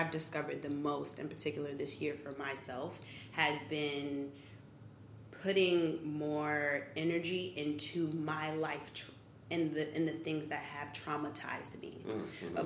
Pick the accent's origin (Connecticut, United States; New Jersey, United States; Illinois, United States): New Jersey, United States; I'm a Jersey girl